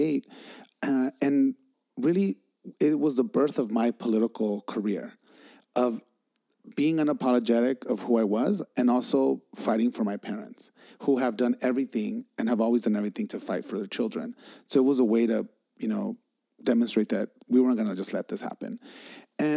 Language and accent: English; Los Angeles, California, United States; I was growing up in East LA.